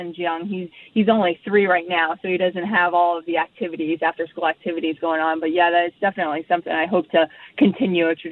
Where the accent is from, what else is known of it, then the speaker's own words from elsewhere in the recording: Port St. Lucie, Florida, United States; also born or lived in San Diego, California / Austin, Texas; From Florida, Port St. Lucie, Florida